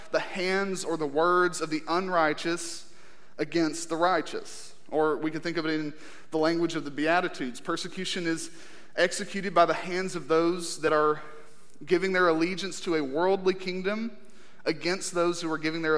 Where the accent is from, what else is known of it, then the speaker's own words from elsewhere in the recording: United States; as American Christians